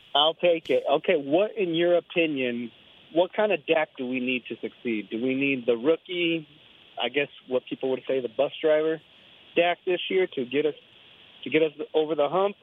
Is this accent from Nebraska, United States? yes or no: no; Texas, United States; also born or lived in Austin, Texas; I'm from Texas.